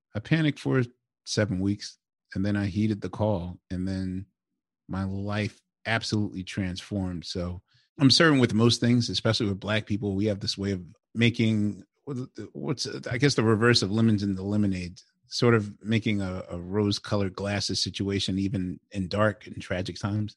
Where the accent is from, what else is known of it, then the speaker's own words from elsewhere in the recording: Philadelphia, Pennsylvania, United States; I'm I'm from West Philly, so West and Southwest Philly are kind of like where my and Center City, of course, is like where my DNA is implanted